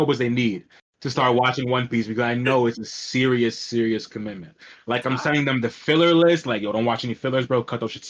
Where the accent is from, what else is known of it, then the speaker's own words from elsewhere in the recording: New York City, New York, United States; I'm from Queens, New York